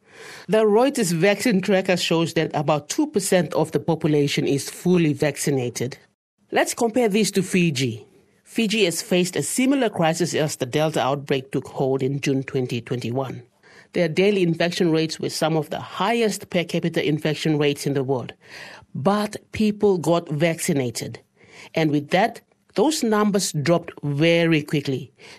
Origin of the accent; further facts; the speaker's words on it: Papua New Guinea; My home country of Papua New Guinea